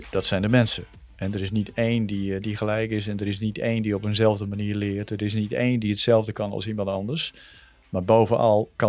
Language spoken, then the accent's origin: Dutch; Groningen, Netherlands; Ik ben eh, eh, opgegroeid en ik ben geboren aan de Florenkade. Eh, bij de Oostersluis. En daar woonden wij vrij lang met mijn ouders en mijn zus.